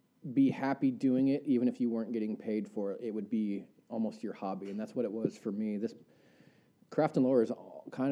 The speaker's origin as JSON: {"language": "English", "area": "Central Coast", "region": "California", "country": "United States", "tie": "born or raised there", "moved": "as an adult", "lives_now": "Coeur d'Alene, United States", "said": "I was born in the California Redwoods, and I kind of grew up Central Coast, California"}